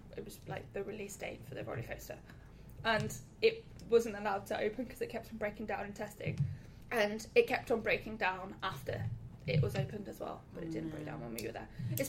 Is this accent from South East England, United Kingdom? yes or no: yes; Portsmouth, South East England, United Kingdom; moved away as an adult; now in Manchester, United Kingdom; I'm from Portsmouth originally, and then came to Manchester to do my undergraduate.